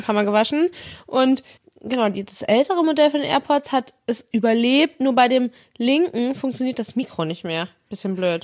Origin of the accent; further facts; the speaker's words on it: Northern Germany, Germany; für mich als Norddeutsche